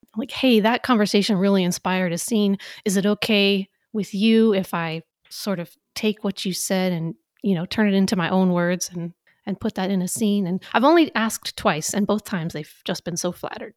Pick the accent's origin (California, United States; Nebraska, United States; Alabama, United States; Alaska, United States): Alaska, United States; Valdez; now in North Carolina, United States; I am originally from Valdez, Alaska